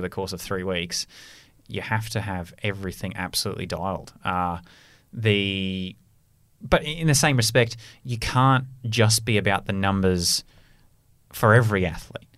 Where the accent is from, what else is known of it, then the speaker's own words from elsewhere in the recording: Australia; moved away; my, my home country of Australia